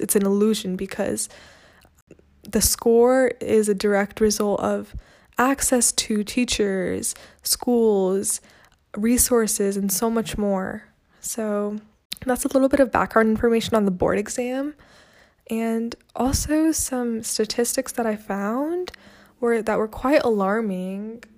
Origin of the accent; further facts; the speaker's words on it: California, United States; also born or lived in Chennai, India; I'm from California, but my parents are from India